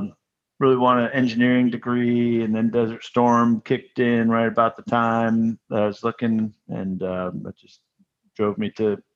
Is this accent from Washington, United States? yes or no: no; Maryland, United States; moved away; I grew up in Maryland